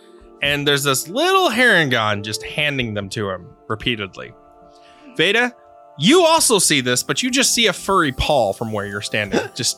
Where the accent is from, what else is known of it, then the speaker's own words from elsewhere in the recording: the South, United States; Yeah, I grew up in the South where people kill people, and I still say things right.